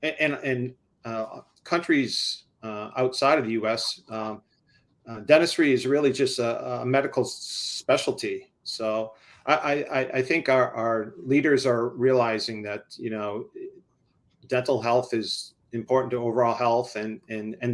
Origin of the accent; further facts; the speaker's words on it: Dover, New Hampshire, United States; also born or lived in Washington, D.C.; I had the opportunity to move back to my hometown